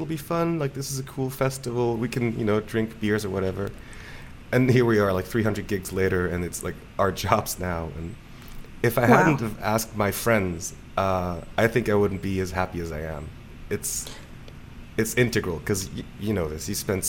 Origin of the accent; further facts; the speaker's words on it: Basel, Basel-Stadt, Switzerland; In Basel.